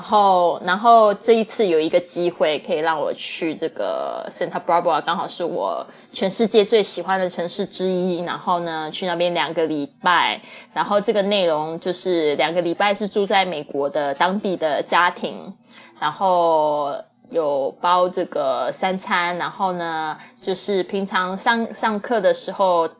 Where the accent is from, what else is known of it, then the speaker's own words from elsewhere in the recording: China; 因为我是这个中国长大的这个背景